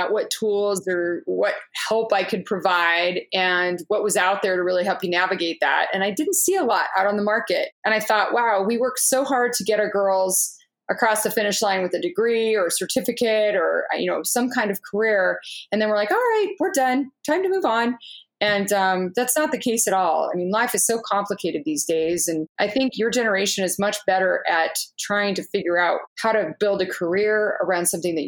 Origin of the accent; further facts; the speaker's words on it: Orange County, California, United States; I grew up in Orange County.